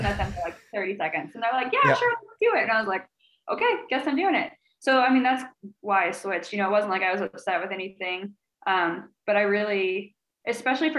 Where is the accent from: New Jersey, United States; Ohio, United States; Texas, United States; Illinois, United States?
Illinois, United States; now in St. Louis, United States; we're both from Illinois.